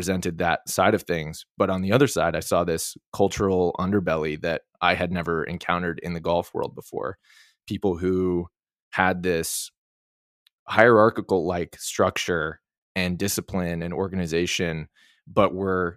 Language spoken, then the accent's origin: English; outside of Boston, Massachusetts, United States; I grew up outside of Boston with not a lot of money